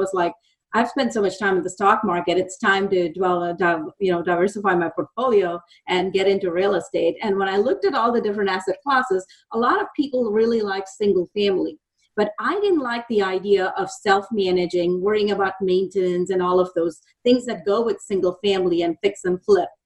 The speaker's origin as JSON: {"language": "English", "country": "India", "moved": "as an adult", "lives_now": "Dallas, United States"}